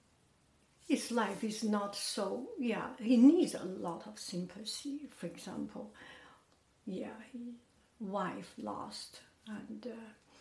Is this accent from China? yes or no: yes; Beijing, China; moved away as an adult; now in United States; I am from Beijing